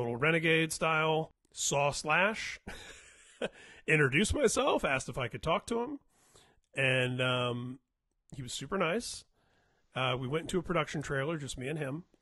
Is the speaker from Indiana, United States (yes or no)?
yes; Indiana, United States; now in California, United States; I was from Indiana. We're both here in California